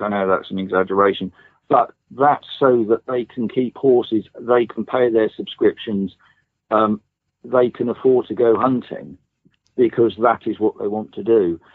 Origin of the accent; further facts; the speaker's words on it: East Anglia, East of England, United Kingdom; I, I grew up in East Anglia